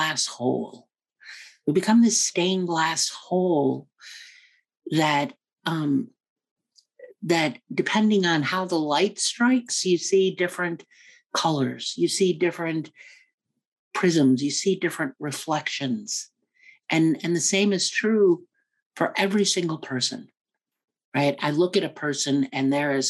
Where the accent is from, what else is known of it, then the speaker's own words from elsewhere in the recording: United States; also born or lived in New York / Afghanistan / Kenya; I was born here in the U.S. and raised in the U.S.